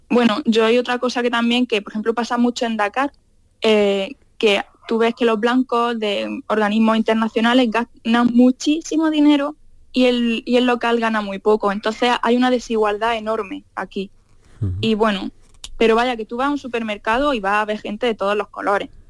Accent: Granada, Andalusia, Spain; pues ningún lado, yo soy del sur. Y me dicen, ah, sí, digo, sí, yo soy de Granada.

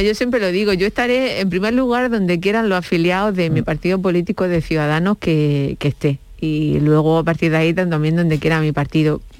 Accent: Andalusia, Spain; como ciudadana andaluza

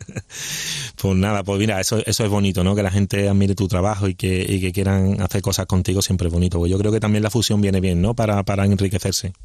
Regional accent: Seville, Andalusia, Spain; mi tierra y, viendo a mi gente

